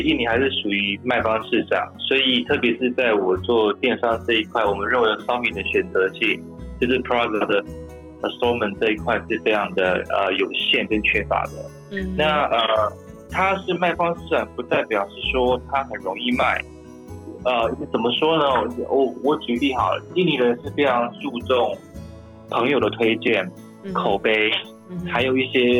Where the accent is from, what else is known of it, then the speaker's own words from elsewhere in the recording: Taiwan; now in Indonesia; 我们公司就是我是台湾人嘛，我是就是老板嘛，然后其他其实全部都是在地的团队啊。